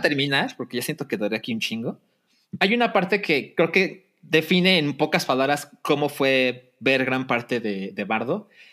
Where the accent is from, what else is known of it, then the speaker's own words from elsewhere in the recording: Mexico; cualquier mexicano entiende porque vivimos aquí y porque fuimos a la primaria